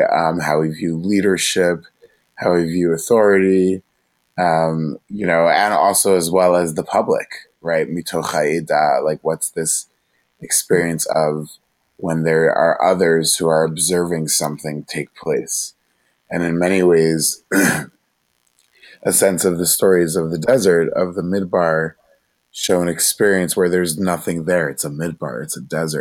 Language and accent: English; Monsey, New York, United States; I'm originally from Muncie, New York. It's a small little shtetl, little town, just 40 minutes north of New York City